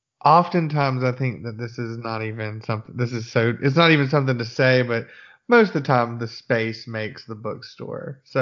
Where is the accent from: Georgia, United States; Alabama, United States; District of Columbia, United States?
Alabama, United States; Birmingham; I'm from rural Alabama. My hometown had many more than 800. I'm from the suburbs of Birmingham.